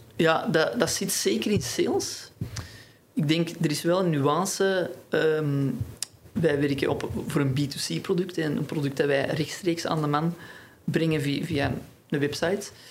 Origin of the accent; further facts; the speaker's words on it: Antwerp, Flanders, Belgium; ik kom uit Antwerpen